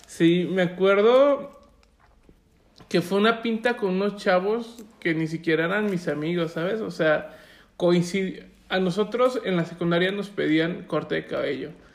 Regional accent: Puebla, Mexico; now in Guadalajara, Mexico; Yo soy poblano por nacimiento

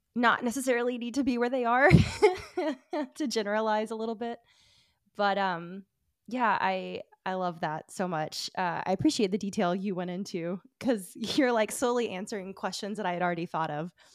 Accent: Alabama, United States; I'm from Alabama

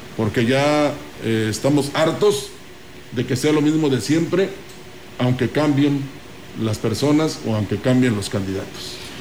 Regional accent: San Luis Potosí, Mexico; todos somos potosinos

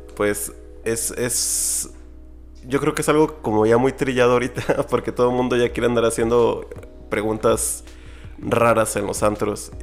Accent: San Luis Potosí, Mexico; Yo soy de San Luis Potosí

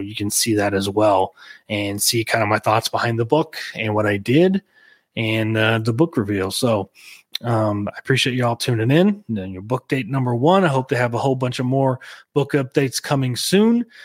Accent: Oklahoma, United States; Small town, the alcohol laws. here in Oklahoma

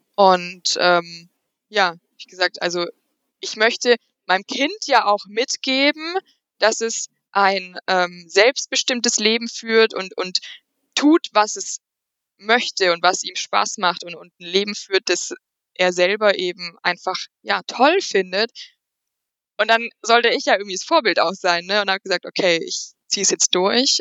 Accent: near Aschaffenburg, Bavaria, Germany; ich komme hier aus der Nähe von Aschaffenburg

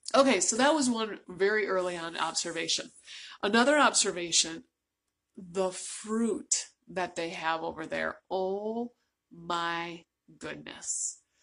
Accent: United States; I'm from the United States

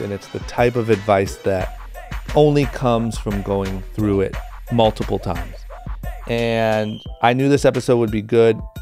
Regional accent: Akron, Ohio, United States; David is my fellow Akron, Ohio uh, native. Grew up very, very close to where I grew up

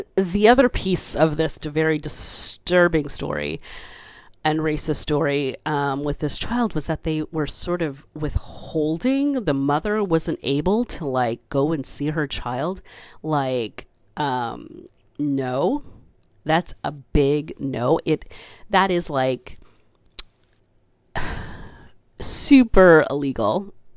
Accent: Canada; I was born in Canada. I, you know, went through the education system here

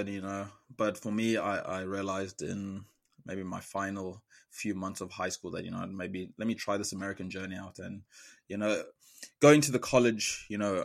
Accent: South Africa; moved away as an adult; now in United States; being the only South African and then also the only person from southern of Africa

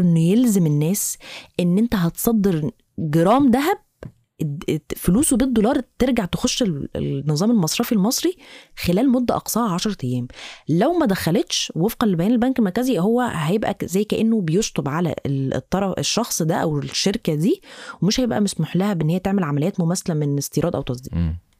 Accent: Egypt; عندنا في مصر

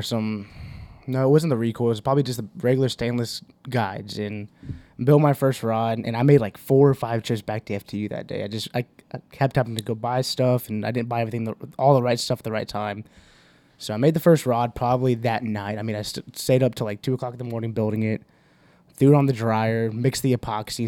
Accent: Houston, Texas, United States; we're from Houston, have a bunch of family down in Harlingen

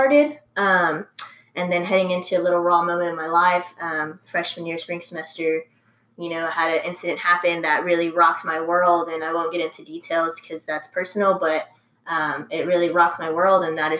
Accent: San Antonio, Texas, United States; also born or lived in Round Rock, Texas; I'm originally from San Antonio

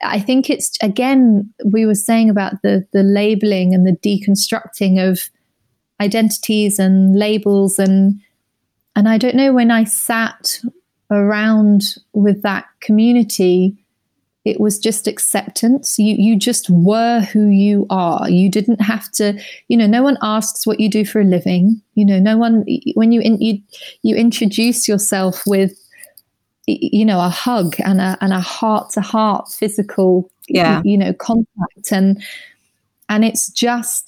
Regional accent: Surrey, South East England, United Kingdom; I grew up in Surrey, going to Sunday school

